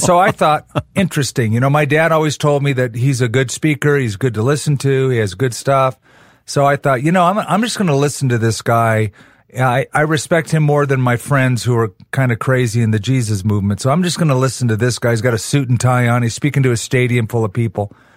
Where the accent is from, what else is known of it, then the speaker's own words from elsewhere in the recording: Southern California, United States; now in Albuquerque, United States; I was raised in Southern California